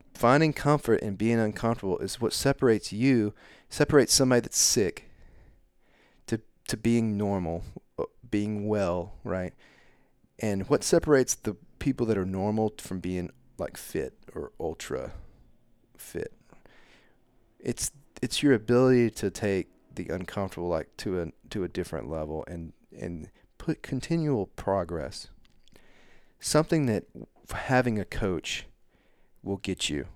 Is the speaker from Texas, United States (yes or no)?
yes; Canton, Texas, United States; moved away as an adult; I come from Canton, Texas